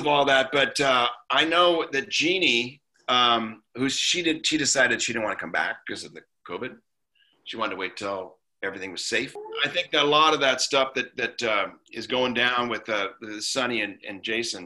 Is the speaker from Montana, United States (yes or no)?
yes; Billings, Montana, United States; I grew up in Billings, Montana.